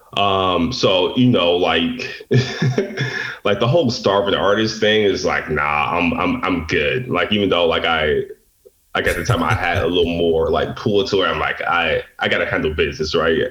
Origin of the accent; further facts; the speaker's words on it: Detroit, Michigan, United States; I grew up um, in the inner city of Detroit